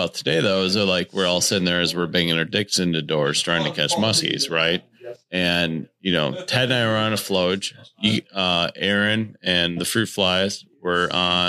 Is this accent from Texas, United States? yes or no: no; Northern Wisconsin, United States; Like growing up in Northern Wisconsin